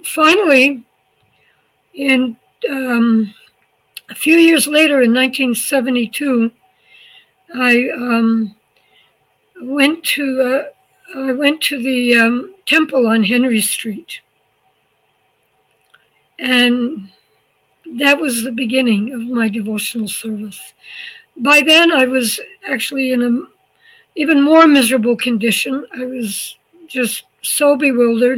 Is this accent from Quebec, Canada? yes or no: yes; small town outside of Montreal, Quebec, Canada; moved away as an adult; also born or lived in New York / Boston / New Vrindavan, West Virginia; now in Mayapur, India; I'm from a small town outside of Montreal